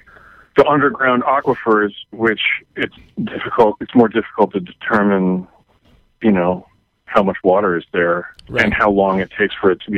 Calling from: Oakland, California, United States; I'm calling from Oakland, California.

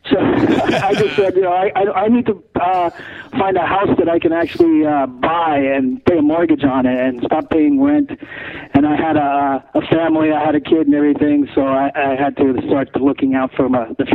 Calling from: California, United States; Yeah, I'm in California.

